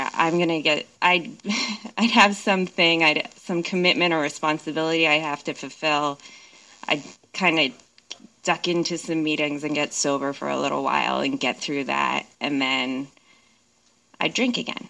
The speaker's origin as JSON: {"language": "English", "region": "New Jersey", "country": "United States", "tie": "born or raised there", "moved": "yes", "lives_now": "Seattle, United States", "said": "I grew up in New Jersey"}